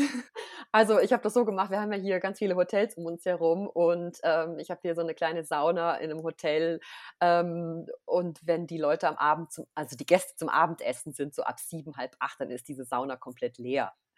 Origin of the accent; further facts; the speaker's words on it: North Rhine-Westphalia, Germany; moved away as an adult; also born or lived in Austria; now in St. Moritz, Switzerland; Also ich komme ursprünglich aus Nordrhein-Westfalen